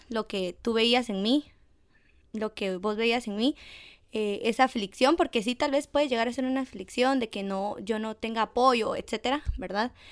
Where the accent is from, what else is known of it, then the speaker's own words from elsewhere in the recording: Guatemala; de Guate